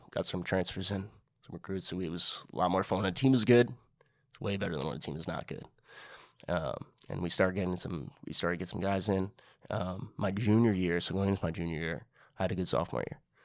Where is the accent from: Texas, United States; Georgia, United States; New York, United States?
New York, United States; New York City; I grew up in Inwood